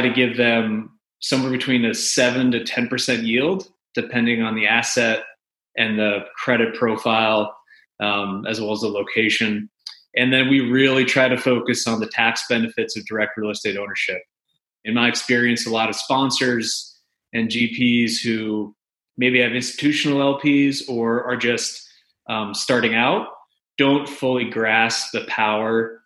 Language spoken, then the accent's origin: English; New York, United States; moved away as an adult; now in Nashville, United States; I'm a New Yorker who married a native Nashvillian.